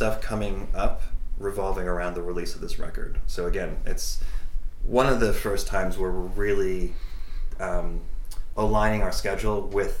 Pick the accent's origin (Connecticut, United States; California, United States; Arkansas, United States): Connecticut, United States; we grew up in Connecticut